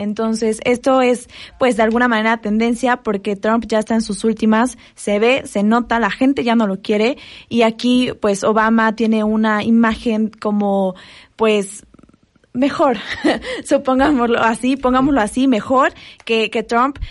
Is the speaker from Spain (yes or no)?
no; Mexico; nos denigra como mexicanos